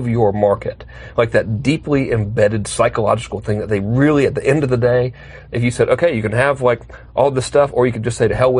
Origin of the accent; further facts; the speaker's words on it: Georgia, United States; I'm from Georgia